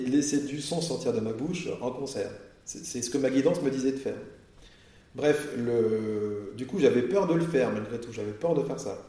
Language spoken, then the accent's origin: French; Burgundy, Bourgogne-Franche-Comté, France; now in Nord, France; Moi, je viens de Bourgogne à l'origine, pourtant je suis dans le hmm. Nord maintenant